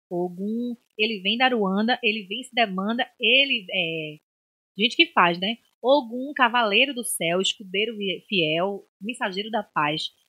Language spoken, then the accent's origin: Portuguese; Nazaré da Mata, Pernambuco, Brazil; born there; Amo minha terra de Maracatu, nasci lá, mas eu conheço mais gente daqui do que de Nazaré